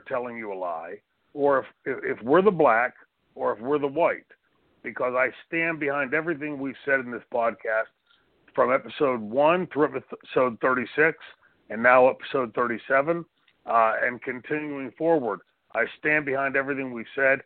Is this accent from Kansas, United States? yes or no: no; Pittsburgh, Pennsylvania, United States; growing up in Pittsburgh, Pennsylvania.